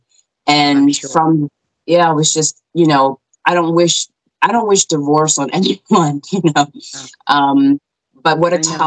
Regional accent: Cherry Hill, New Jersey, United States; moved away as an adult; now in Pennsylvania, United States; I grew up in New Jersey. So Cherry Hill, New Jersey is where we resided 20 something years.

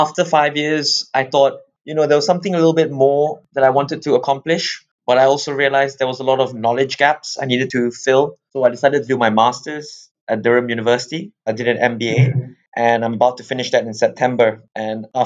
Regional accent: Malaysia; moved away as an adult; now in England; I'm originally from Malaysia, and I came over to England back in 2011.

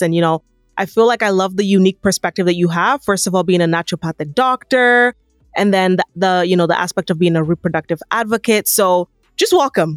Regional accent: Nigeria; moved away; being an African woman, being a Nigerian woman

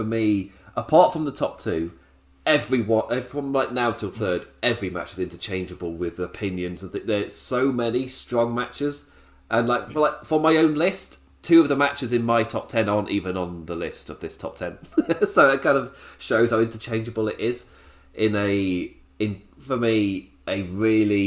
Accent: United Kingdom; being British

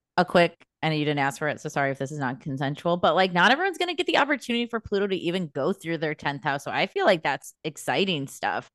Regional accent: United States; we're American people

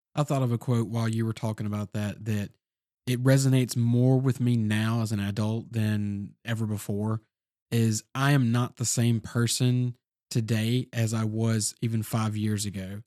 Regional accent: the South, United States; we all were born and raised in the South

